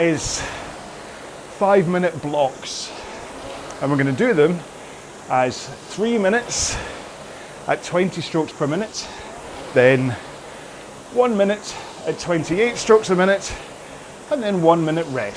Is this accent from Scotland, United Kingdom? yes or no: yes; Scotland, United Kingdom; accent: Scottish